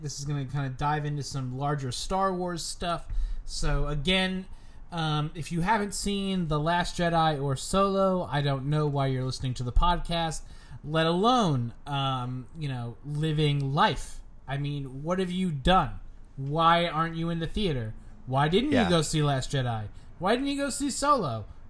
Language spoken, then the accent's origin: English; New York, United States; when we're kids growing up in New York, like, we didn't get to appreciate what September was like.